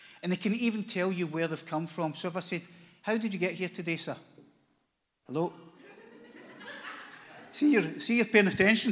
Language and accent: English; Glasgow, Scotland, United Kingdom; I live in Glasgow, lived there my whole life, which is 57 years